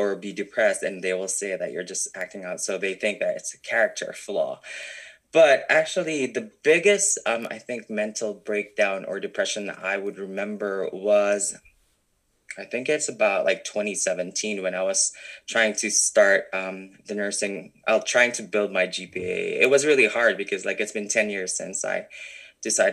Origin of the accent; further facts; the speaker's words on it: Philippines; moved away as an adult; now in Canada; growing up in the Philippines, it's really hard to actually kind of like show your true personality